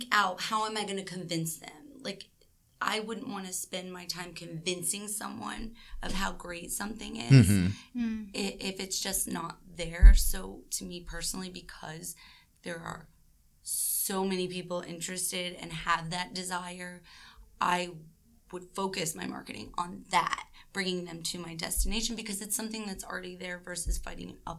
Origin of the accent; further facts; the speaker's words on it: Sandusky, Ohio, United States; moved away; I'm originally from Sandusky, Ohio